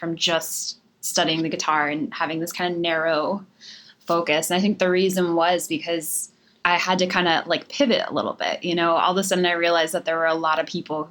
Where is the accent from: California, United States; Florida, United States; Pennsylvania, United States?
Pennsylvania, United States; Harrisburg; moved away as an adult; now in Nashville, United States; I was born and raised in Pennsylvania